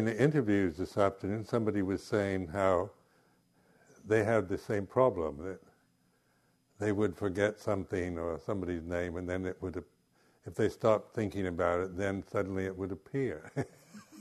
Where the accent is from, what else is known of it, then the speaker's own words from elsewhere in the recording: Seattle, Washington, United States; also born or lived in Southern California; now in England; these friends of my parents when I grew up in Seattle, and then when my parents moved to Southern California